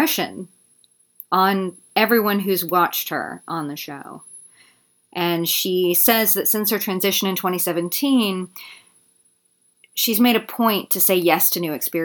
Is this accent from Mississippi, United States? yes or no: yes; Mississippi, United States; In Mississippi, my hometown